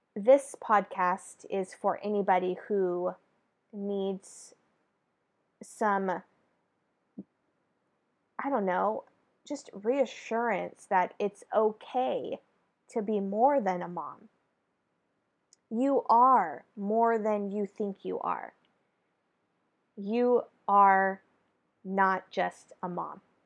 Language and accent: English; Northern California, United States; now in Southern California, United States; I'm born and raised in California, California girl through and through. And I reside now in Southern California, originally from Northern California